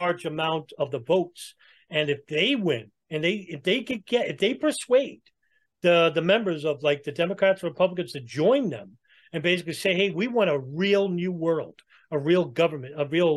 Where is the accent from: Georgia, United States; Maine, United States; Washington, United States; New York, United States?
New York, United States; I'm from New York and I grew up around those people